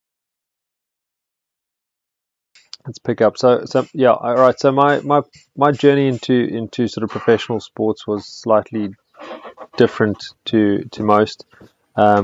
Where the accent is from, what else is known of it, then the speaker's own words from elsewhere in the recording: Blouberg, Western Cape, South Africa; I grew up in Bloberg and I went to Sachs